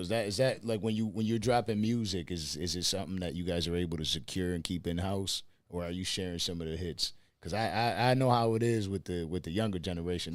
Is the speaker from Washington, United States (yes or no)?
no; Buffalo, New York, United States; moved away as an adult; now in Miami, United States; I'm from, I'm from Buffalo, New York